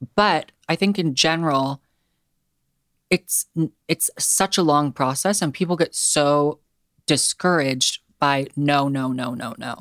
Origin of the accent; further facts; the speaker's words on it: Seattle, Washington, United States; I actually was born and raised in Seattle